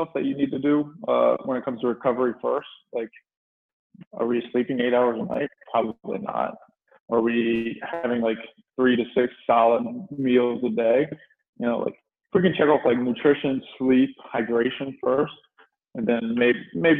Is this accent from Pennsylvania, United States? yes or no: no; Chincoteague, Virginia, United States; moved away as an adult; also born or lived in Maryland; So I'm actually from Virginia. I'm from a little island in Virginia, actually, called Chincoteague Island.